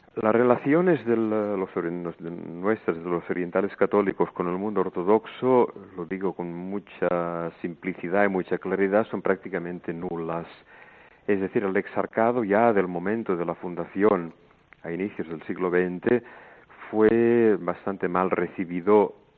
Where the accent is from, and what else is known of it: El Vendrell, Catalonia, Spain; born or raised there; moved away as an adult; also born or lived in Montserrat; now in Greece